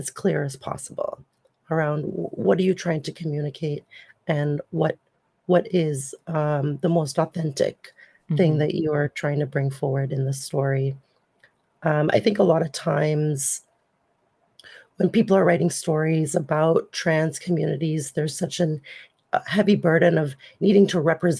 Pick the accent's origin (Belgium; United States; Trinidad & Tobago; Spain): Trinidad & Tobago; now in Ontario, Canada; I was born in Trinidad and Tobago in the late 80s and moved to Canada in the 90s. And I've been here for 25 years